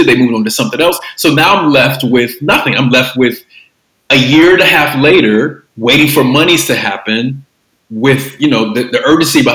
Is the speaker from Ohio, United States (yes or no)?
yes; Cincinnati, Ohio, United States; I'm from Ohio, from Southern Ohio, Cincinnati specifically